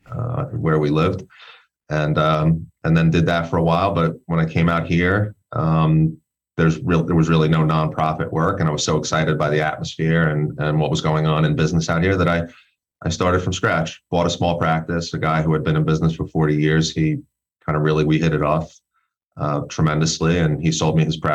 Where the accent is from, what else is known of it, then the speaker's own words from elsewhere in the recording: New York City, New York, United States; moved away as an adult; now in Colorado, United States; born and raised in Brooklyn